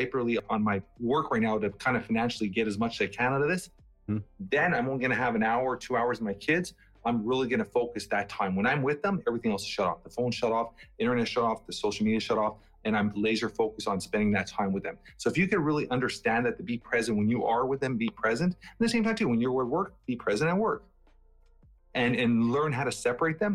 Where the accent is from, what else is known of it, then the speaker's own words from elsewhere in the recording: Toronto, Ontario, Canada; also born or lived in Portugal; I'm from that age where I grew up in Toronto, Canada.